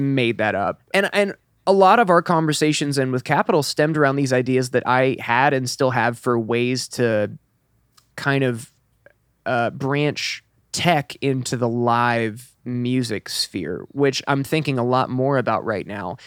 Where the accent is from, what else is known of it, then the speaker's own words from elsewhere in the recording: Elizabethtown, Kentucky, United States; moved away; I'm originally from Kentucky, about two hours north